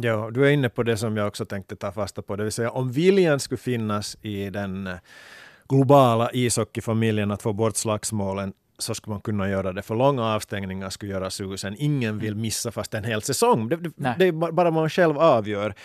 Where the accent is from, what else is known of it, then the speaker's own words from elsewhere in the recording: Finland; här också hemma i Finland